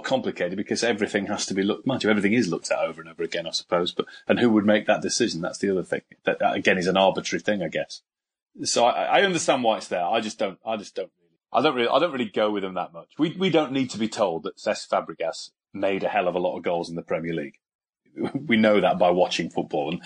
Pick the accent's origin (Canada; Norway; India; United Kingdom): United Kingdom; York, Yorkshire and the Humber; York and my hometown team, the team I support